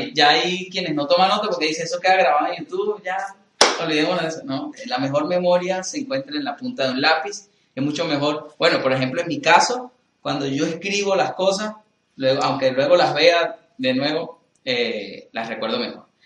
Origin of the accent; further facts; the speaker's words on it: Venezuela; soy venezolano